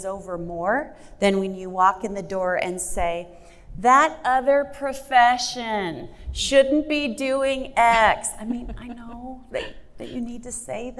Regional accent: Fremont, Nebraska, United States; my hometown is Fremont, Nebraska

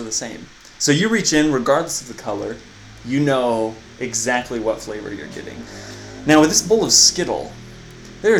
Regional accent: United States; I'm from the United States of America

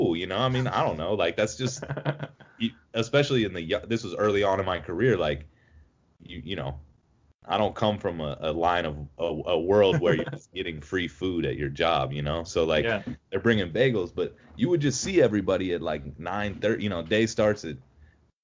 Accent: Ohio, United States; I grew up in Ohio

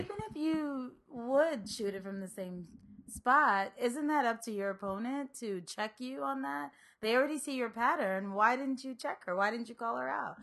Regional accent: Maryland, United States; also born or lived in New York / Liberia; I grew up in Maryland

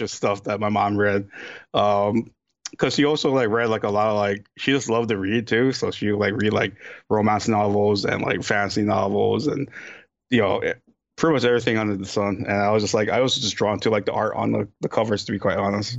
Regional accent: Hawaii, United States; moved away; I was born in Hawaii

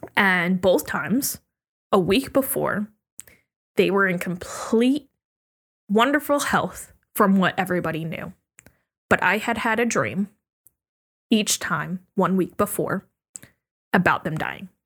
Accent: Virginia, United States; also born or lived in Oregon; moved to Virginia

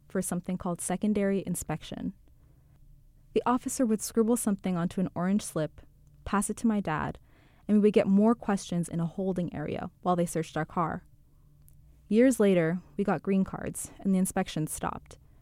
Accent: Seattle, Washington, United States; moved away as an adult; also born or lived in Canada; now in New York, United States; I'm from Seattle. We moved there after my dad got an H one B visa

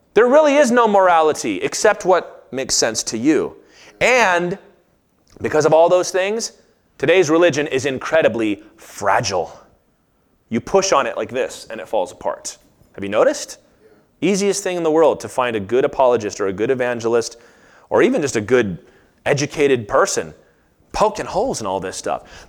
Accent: United States; as an American, like, this is my home

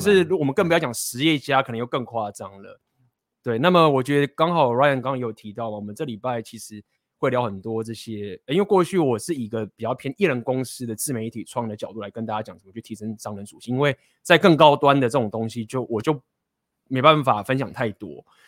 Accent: Taiwan; 我们都土生， 土生土长的这个台湾人

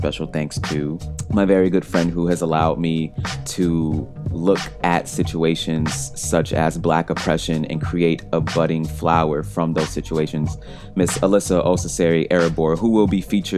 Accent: Detroit, Michigan, United States; my hometown, Detroit, Michigan. And it's not simply because this place is my hometown and I have deep emotional connections to this city

